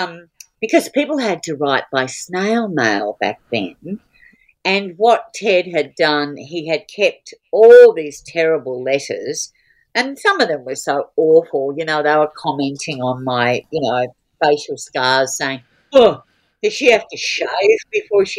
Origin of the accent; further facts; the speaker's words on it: Australia; an Australian woman stand-up comedian